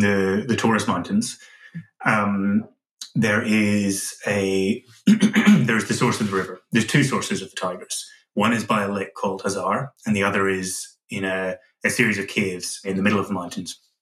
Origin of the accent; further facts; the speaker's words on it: Northern Ireland, United Kingdom; growing up in Northern Ireland